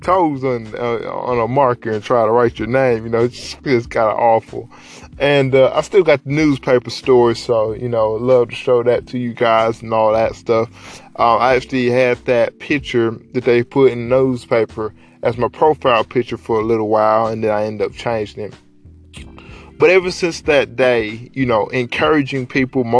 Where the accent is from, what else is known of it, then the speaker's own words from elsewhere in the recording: Dalton, Georgia, United States; In high school, I'm from Dalton. Shout out to the Carville capital of the world.